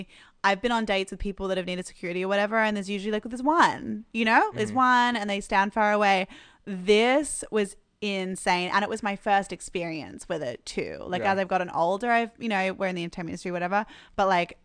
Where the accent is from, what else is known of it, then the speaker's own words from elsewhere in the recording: Malaysia; now in Los Angeles, United States; I grew up in Malaysia